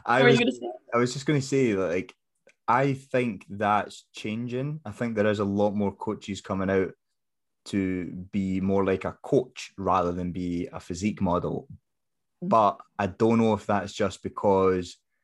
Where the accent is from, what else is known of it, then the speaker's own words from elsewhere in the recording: Scotland, United Kingdom; we're Scottish